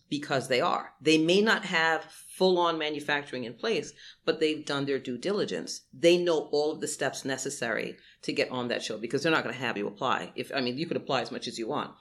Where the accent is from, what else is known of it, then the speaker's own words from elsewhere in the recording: New York City, New York, United States; I grew up in Brooklyn